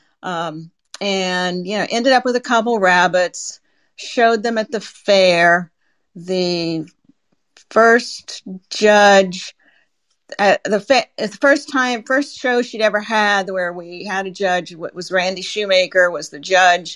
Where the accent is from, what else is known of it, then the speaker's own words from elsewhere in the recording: Salem, Indiana, United States; moved away as an adult; also born or lived in Silicon Valley, California; I grew up on a farm in Salem, Indiana.